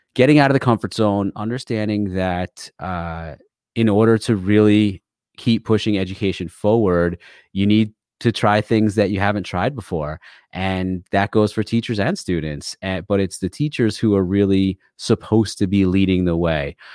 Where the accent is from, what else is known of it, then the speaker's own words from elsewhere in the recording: Connecticut, United States; also born or lived in New York; I am from Connecticut